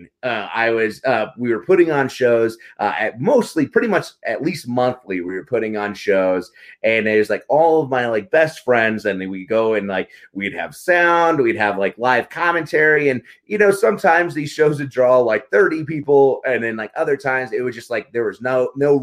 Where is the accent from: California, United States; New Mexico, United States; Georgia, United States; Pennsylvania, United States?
New Mexico, United States; Carlsbad; I grew up in Carlsbad, New Mexico, a really small town in the Southwest.